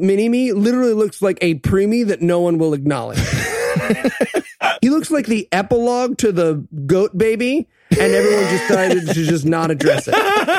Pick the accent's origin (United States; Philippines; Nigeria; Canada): Nigeria; I'm Nigerian. I don't know if you guys know.